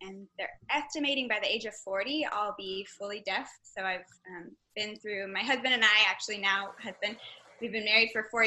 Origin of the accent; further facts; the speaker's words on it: Texas, United States; I'm originally from Texas